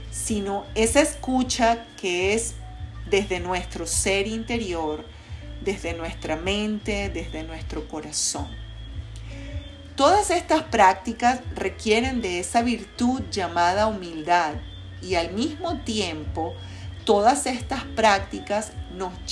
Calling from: Caracas, Capital District, Venezuela; te saludo con mucho cariño desde la ciudad de Caracas, Venezuela.

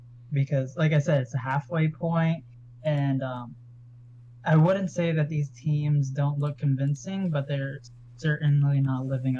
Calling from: Kissimmee, Florida, United States; Kissimmee, Florida.

